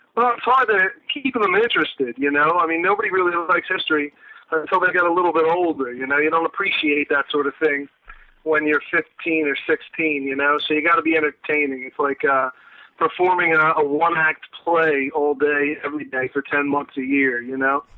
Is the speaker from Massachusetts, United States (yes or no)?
no; New Jersey, United States; also born or lived in Philadelphia, Pennsylvania; I've been in South Jersey most of my life